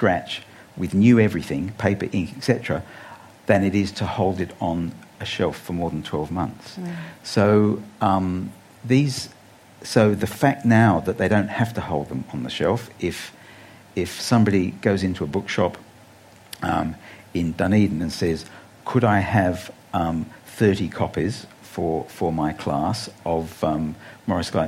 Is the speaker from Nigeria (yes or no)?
no; England, United Kingdom; now in Australia; I grew up in England on the BBC radio